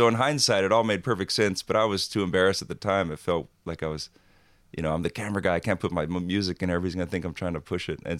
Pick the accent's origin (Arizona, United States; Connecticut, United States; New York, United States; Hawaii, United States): Hawaii, United States; growing up in Hawaii, almost every teenage kid thinks he's going to be a surfer